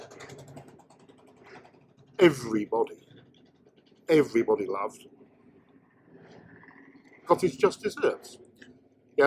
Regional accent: United Kingdom; as a British motorcycle fan

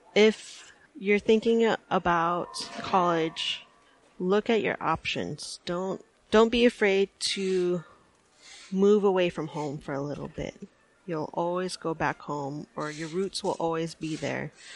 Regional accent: Anchorage, Alaska, United States; I am from Anchorage, Alaska, and my family comes from up north

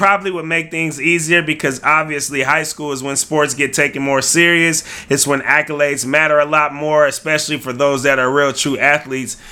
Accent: Vallejo, California, United States; also born or lived in Fairfield, California; we grew up in Vallejo, California, Solano County

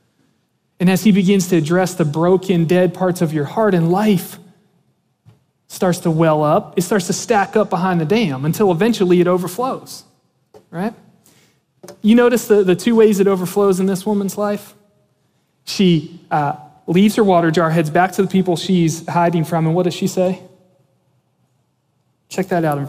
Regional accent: Antietam Creek, Maryland, United States; Growing up, we grew up on the Antietam Creek in Maryland

